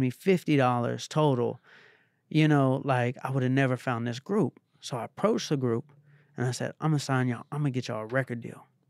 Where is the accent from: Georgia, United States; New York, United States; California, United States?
Georgia, United States; Atlanta; I'm from Atlanta